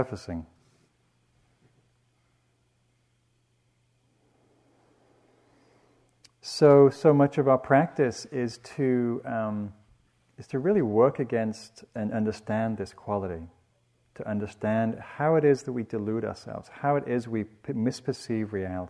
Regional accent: England, United Kingdom; When I grew up in England, first I was raised in the South

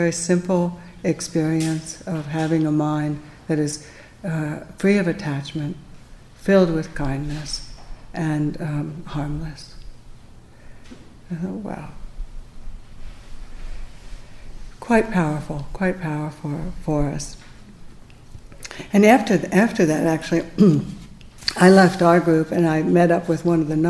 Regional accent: United States

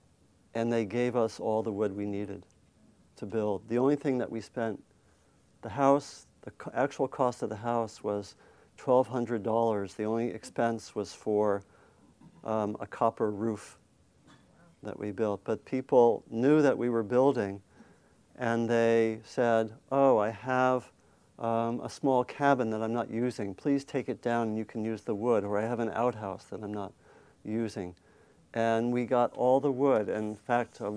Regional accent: Maryland, United States; also born or lived in Virginia; I grew up in Maryland

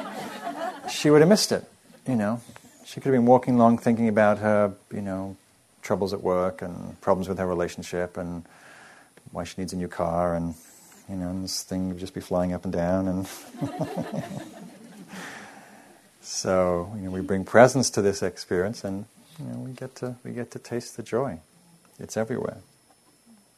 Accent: England, United Kingdom; moved away; I'm English

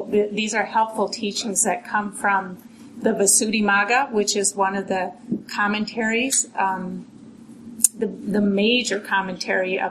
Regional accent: Minneapolis, Minnesota, United States; now in Massachusetts, United States; I was born and raised here. Not far, near Lake Harriet

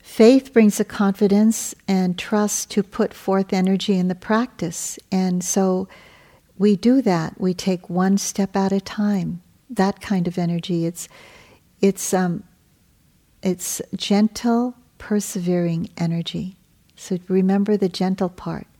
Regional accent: Hawaii, United States; I come from Hawaii

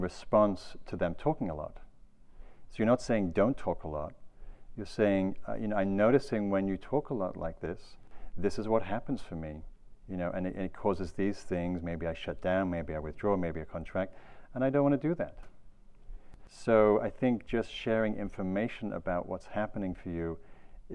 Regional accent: England, United Kingdom; now in California, United States; I'm from England.

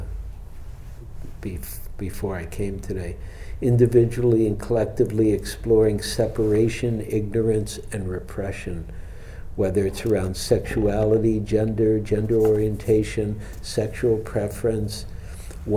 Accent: Detroit, Michigan, United States; now in San Francisco, United States; growing up in Detroit

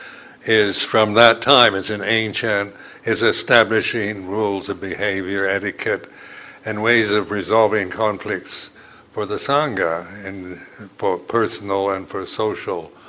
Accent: United States; being American

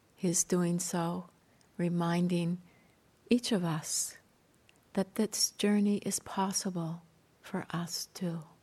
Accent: Canada; I grew up near the Rocky Mountains in Canada

